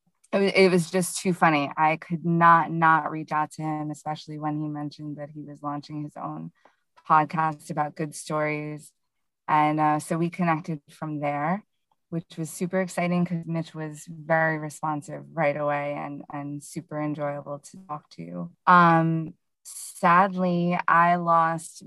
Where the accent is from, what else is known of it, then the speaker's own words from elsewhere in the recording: Hudson Valley, New York, United States; I am from the Hudson Valley region of New York here in the US